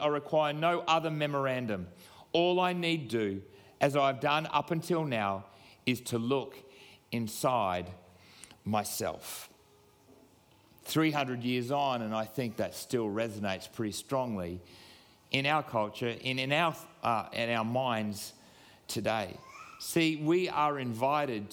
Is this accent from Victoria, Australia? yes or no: no; Queensland, Australia; I am a proud Queenslander